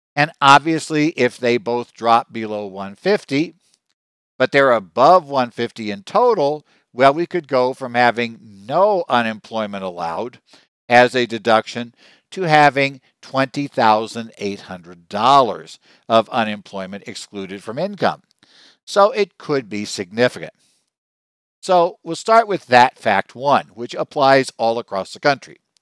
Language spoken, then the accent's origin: English; Arizona, United States; my home state of Arizona